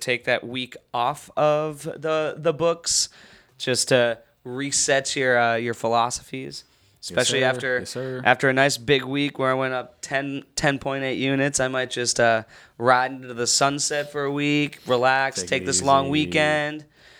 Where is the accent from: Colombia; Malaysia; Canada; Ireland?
Ireland; And I am Irish, so that would be fun.